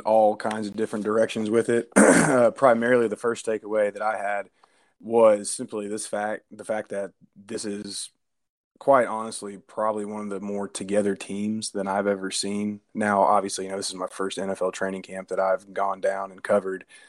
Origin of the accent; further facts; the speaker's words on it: Nashville, Tennessee, United States; I'm from Nashville